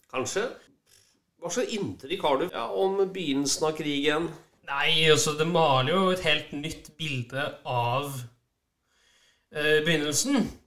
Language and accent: Norwegian; Stavanger, Rogaland, Norway; vi er fra Stavanger.